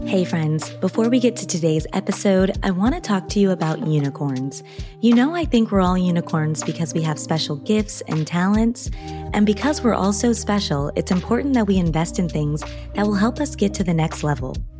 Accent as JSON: {"language": "English", "country": "United States", "said": "being an American"}